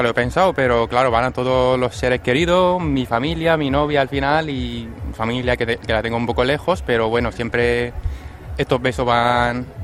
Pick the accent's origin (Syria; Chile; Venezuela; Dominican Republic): Syria; now in Spain; como has dicho, que vengo desde Siria, pues eh, la cosa es un poco más complicada que aquí.